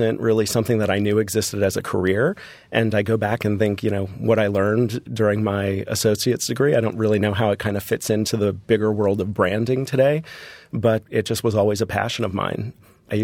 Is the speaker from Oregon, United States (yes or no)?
no; Florida, United States; And growing up in Florida, for me, a vacation was Disney.